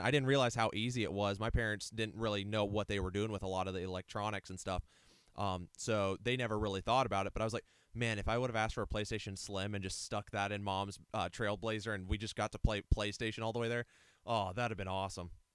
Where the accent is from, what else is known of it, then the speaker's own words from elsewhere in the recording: Ohio, United States; also born or lived in Alliance, Ohio / Eaton, Ohio; we moved from Alliance, Ohio to Eaton, Ohio, um, with my dad's job change